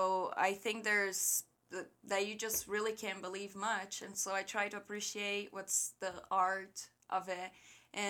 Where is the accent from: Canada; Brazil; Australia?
Brazil; Rio Grande do Sul; English is a second language; moved away; I was born and raised in the very south of Brazil